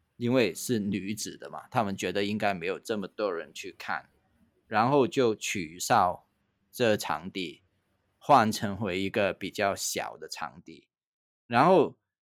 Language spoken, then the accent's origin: Chinese; Hong Kong; now in Taiwan; 我的故乡，就在香港啊